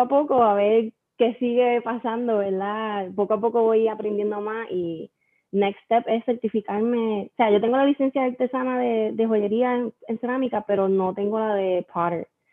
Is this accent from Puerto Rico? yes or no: yes; Aguadilla, Puerto Rico; also born or lived in Mayagüez; yo soy de Aguadilla, siempre he sido de Aguadilla all my life.